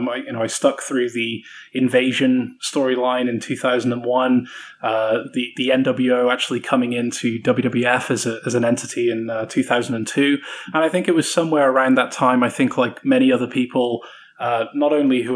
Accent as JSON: {"language": "English", "region": "South Carolina", "country": "United States", "said": "I've been putting on this British accent for the best part of a year, and little do you know that I'm actually from South Carolina."}